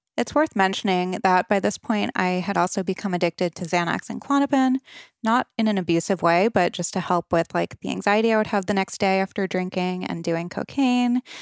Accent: Rhode Island, United States; I grew up on the East Coast, Rhode Island, to be exact

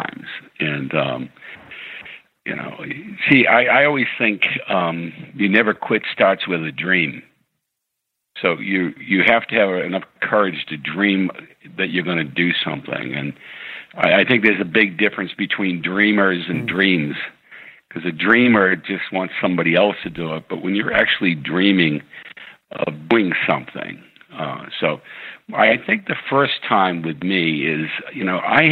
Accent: New England, United States; I was from New England and Irish Catholic

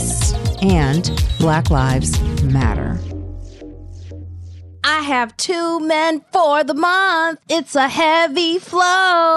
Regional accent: Chicago, Illinois, United States; scholar from Chicago, my hometown, Chi-Town

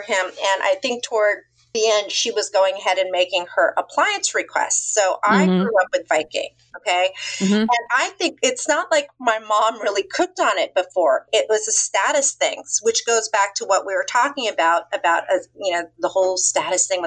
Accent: Orange County, California, United States; moved away as an adult; now in Westport, United States; I'm from California. We moved to Westport about 18 years ago. I mean, I came from Orange County.

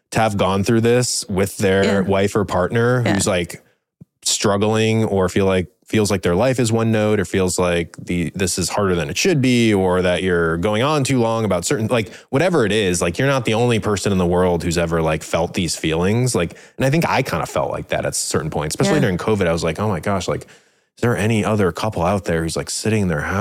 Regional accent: Midwest, United States; I grew up in the Midwest.

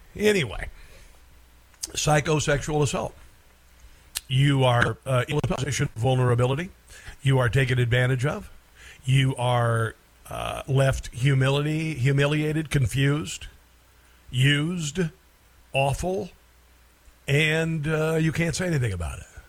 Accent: Iowa, United States; my home state of Iowa

